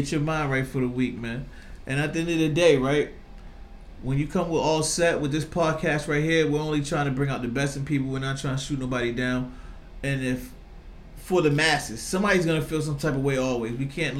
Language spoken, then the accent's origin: English; Virginia Beach, Virginia, United States; moved away as an adult; now in Boston, United States; I was raised in Virginia Beach from, like, 10 to 25. I moved back to Boston.